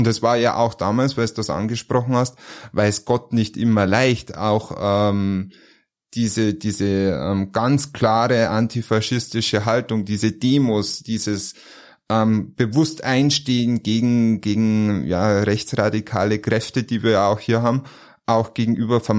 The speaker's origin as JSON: {"language": "German", "region": "Bavaria", "country": "Germany", "said": "In Niederbayer. Und als Niederbayer macht man das, was Mama sagt."}